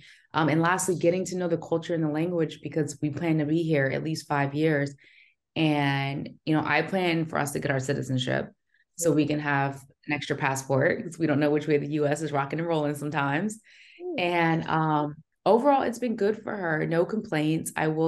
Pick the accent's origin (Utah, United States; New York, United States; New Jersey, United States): New Jersey, United States; also born or lived in Pensacola, Florida; Yes, I'm from Jersey originally, okay, but my last duty station was in Pensacola, Florida.